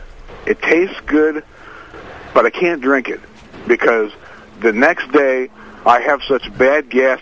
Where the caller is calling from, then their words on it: Las Vegas, Nevada, United States; I'm from Vegas.